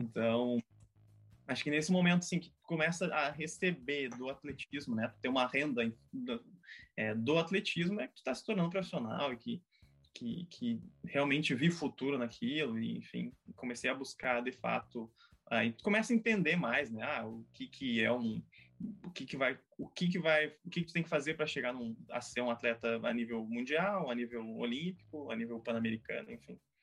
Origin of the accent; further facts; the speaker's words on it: Caçapava do Sul, Rio Grande do Sul, Brazil; nasci, nasci em Caçapava, comecei a minha, minha vida esportiva lá, né? Ah, pela escola.